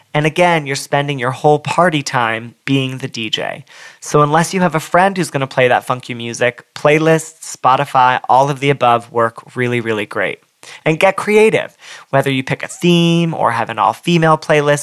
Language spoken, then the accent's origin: English; Southern California, United States; I'm from Southern California